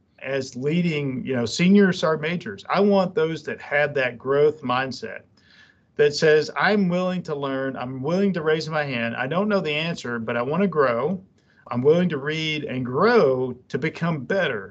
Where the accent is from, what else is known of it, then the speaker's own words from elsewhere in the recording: Jasper, Alabama, United States; moved away as an adult; I'm from Alabama